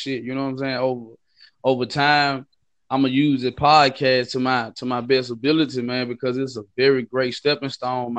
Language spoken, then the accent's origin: English; Memphis, Tennessee, United States; I sound from Memphis, Tennessee.